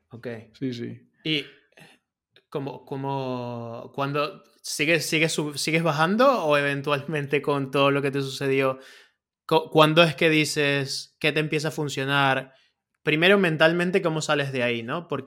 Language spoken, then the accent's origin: Spanish; Venezuela; now in Spain; cuando yo vengo a España, que vengo de Venezuela, vengo a una situación que económicamente no era la mejor, ¿no?